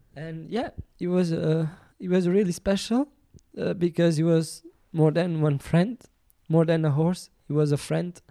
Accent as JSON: {"language": "English", "country": "Portugal", "second_language": "English"}